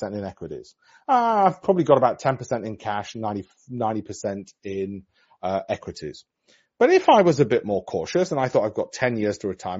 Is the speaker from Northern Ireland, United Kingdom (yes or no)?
no; Yorkshire and the Humber, United Kingdom; I'm from Yorkshire, lunch or what we call dinner up north